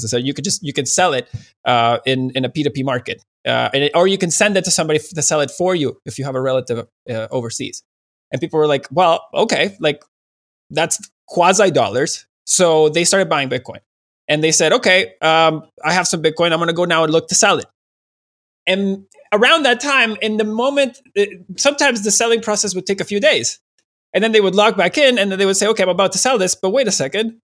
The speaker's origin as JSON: {"language": "English", "country": "Venezuela", "tie": "born or raised there", "moved": "yes", "said": "in Venezuela"}